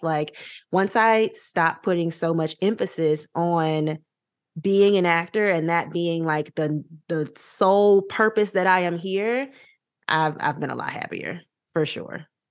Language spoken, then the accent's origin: English; Louisiana, United States; now in Los Angeles, United States; I'm from Louisiana, live in Los Angeles, all my family is in Louisiana